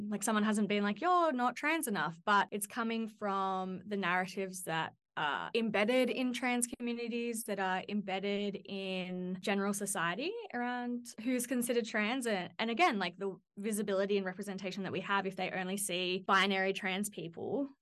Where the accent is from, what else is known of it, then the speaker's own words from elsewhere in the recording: Central Coast, New South Wales, Australia; also born or lived in Newcastle, New South Wales; I grew up in on the Central Coast of New South Wales